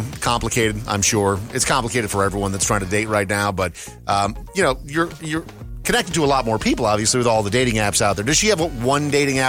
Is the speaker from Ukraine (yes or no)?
no; Scotland, United Kingdom; am Scottish.